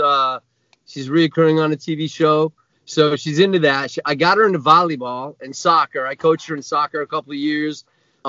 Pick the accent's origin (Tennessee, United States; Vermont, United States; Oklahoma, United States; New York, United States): Vermont, United States; moved away as an adult; also born or lived in Connecticut; now in Los Angeles, United States; I'm from Vermont originally